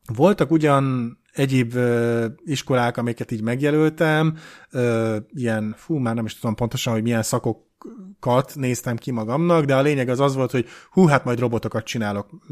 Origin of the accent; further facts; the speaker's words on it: Hungary; én egy magyar ember vagyok, nekem Magyarországon van a helyem